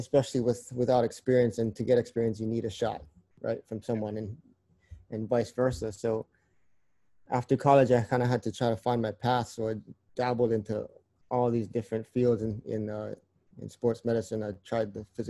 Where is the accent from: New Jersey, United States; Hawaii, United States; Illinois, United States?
Hawaii, United States; moved away as an adult; now in Oregon, United States; I grew up in Hawaii. Yep, born and raised.